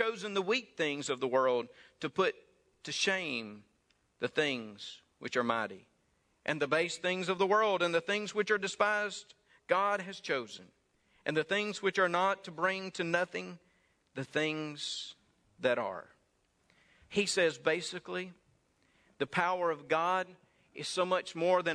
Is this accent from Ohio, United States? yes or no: no; Saltillo, Mississippi, United States; Around Saltillo, Mississippi.